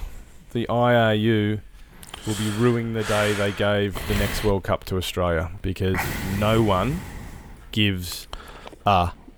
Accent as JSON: {"language": "English", "country": "South Africa", "tie": "born or raised there", "also_born_or_lived": "New Zealand", "moved": "yes", "said": "I was born in South Africa, so I could go for South Africa. I have lived in New Zealand, and I'm going to be a citizen of New Zealand next year, so I could go for New Zealand."}